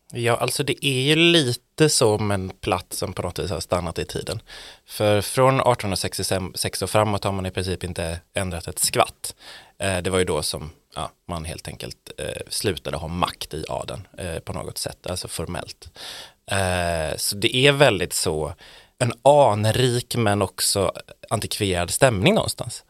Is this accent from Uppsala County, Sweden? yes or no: no; Borås, Västra Götaland, Sweden; also born or lived in Gothenburg; now in Stockholm, Sweden; jag är från Borås.